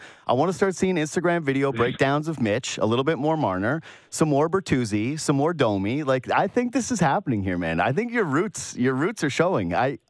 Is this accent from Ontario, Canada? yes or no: yes; North York, Ontario, Canada; I'm from North York.